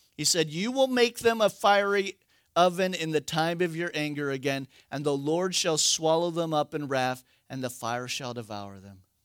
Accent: United States; we're American

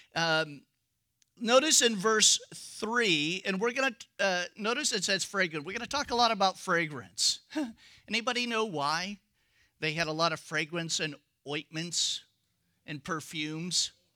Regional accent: United States; We're American.

